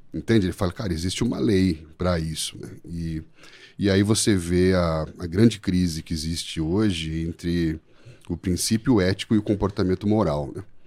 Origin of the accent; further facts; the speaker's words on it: São Paulo, Brazil; moved away as an adult; also born or lived in southern Brazil; now in Sorocaba, Brazil; Somos naturais aqui de São Paulo